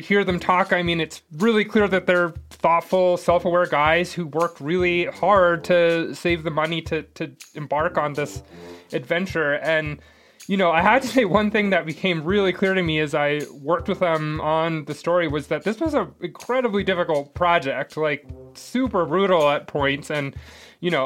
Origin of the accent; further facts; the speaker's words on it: Seattle, Washington, United States; And I'm from Seattle. I've spent my whole childhood in the Cascade Mountains